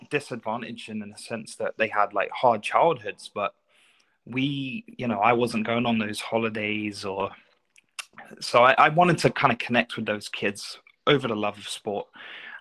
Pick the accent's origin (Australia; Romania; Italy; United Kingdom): United Kingdom; London; now in Canada; I grew up in North London. So I grew up in Tottenham